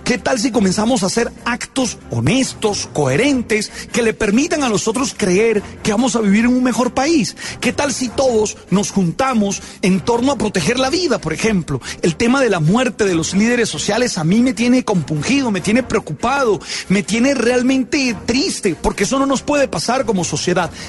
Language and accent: Spanish; Colombia; Esos muchachos nos hicieron sentir orgullosos de ser colombianos.